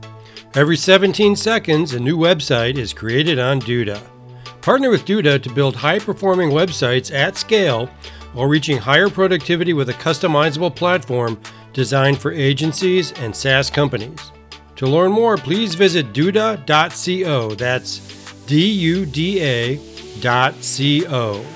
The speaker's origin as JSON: {"language": "English", "town": "Chicago", "region": "Illinois", "country": "United States", "said": "I'm from Chicago."}